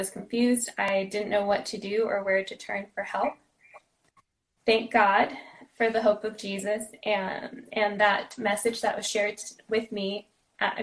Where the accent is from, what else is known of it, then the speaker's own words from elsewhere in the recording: Los Angeles, California, United States; also born or lived in San Diego; I was born and raised locally out in the San Fernando Valley